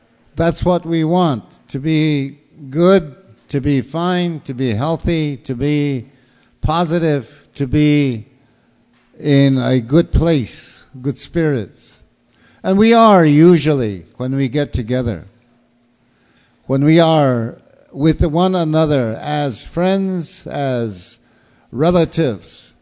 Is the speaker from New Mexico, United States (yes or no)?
yes; Acoma Pueblo, New Mexico, United States; also born or lived in Tucson, Arizona; now in Tempe, United States; I'm from Aco or Acoma Pueblo in New Mexico, but I live in Tempe, up in Phoenix